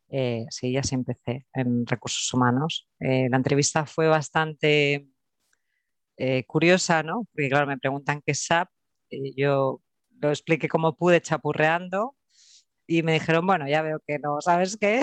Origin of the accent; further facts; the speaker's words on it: Barcelona, Catalonia, Spain; also born or lived in Terrassa; soy de, Barcelona, nací en Barcelona, ahora vivo en Tarrasa y, con raíces andaluzas y extremeñas